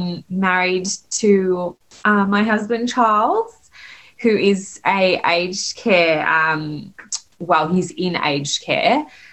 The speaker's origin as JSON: {"language": "English", "country": "Australia", "tie": "born or raised there", "also_born_or_lived": "South Africa", "said": "So I grew up in Australia. I'm very Australian, and that's sort of my heritage as South African."}